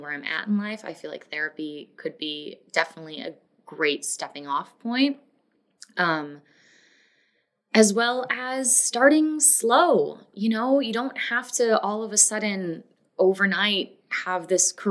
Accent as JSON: {"language": "English", "region": "Florida", "country": "United States", "tie": "born or raised there", "also_born_or_lived": "Los Angeles, United States / Denver, United States / Atlanta, United States", "moved": "yes", "lives_now": "Nashville, United States", "said": "I grew up in Florida. I've moved a lot of different places"}